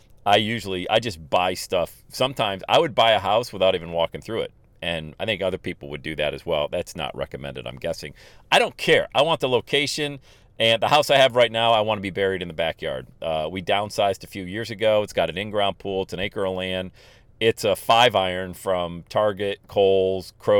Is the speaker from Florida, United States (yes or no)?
no; Bradford, Pennsylvania, United States; I'm from Bradford, Pennsylvania.